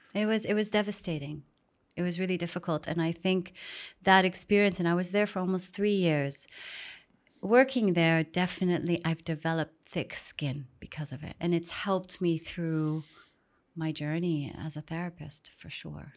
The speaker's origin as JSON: {"language": "English", "country": "Saudi Arabia", "tie": "born or raised there", "also_born_or_lived": "Miami", "moved": "as an adult", "said": "growing up in Saudi, extremely sheltered"}